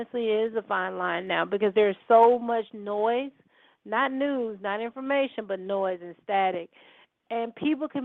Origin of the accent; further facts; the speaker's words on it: Holly Grove, United States; I say I'm from Holly Grove